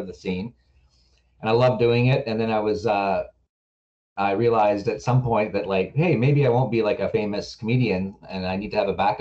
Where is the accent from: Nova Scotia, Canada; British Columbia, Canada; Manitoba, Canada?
British Columbia, Canada; Victoria; also born or lived in Vancouver; I was born in Victoria, raised here, lived here till I was about 23 or something